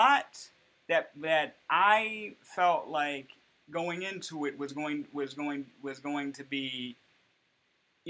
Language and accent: English; United States